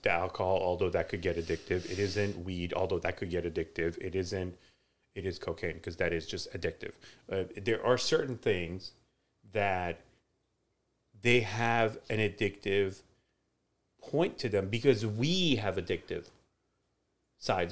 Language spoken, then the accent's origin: English; Iran; moved away; when I was growing up in Iran